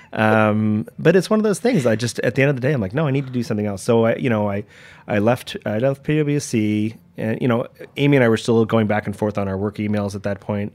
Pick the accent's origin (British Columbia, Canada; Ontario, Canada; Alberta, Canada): Ontario, Canada; Toronto; moved away as an adult; now in New York, United States; I was born in, yeah, I was born in Toronto and, uh, you know, great upbringing